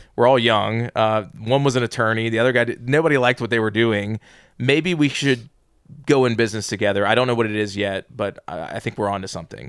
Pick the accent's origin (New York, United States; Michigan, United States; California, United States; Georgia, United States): Georgia, United States; Atlanta; born and raised in the South